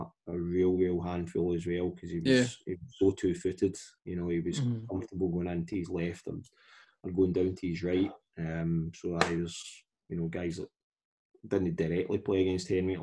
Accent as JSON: {"language": "English", "town": "Kilmarnock", "region": "Scotland", "country": "United Kingdom", "tie": "born or raised there", "said": "Kilmarnock FC, my hometown team"}